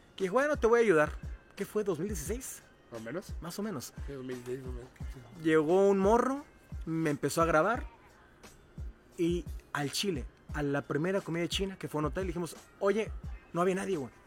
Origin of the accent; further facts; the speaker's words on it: Cuautla, Morelos, Mexico; mi tierra natal, que es Cuautla, Morelos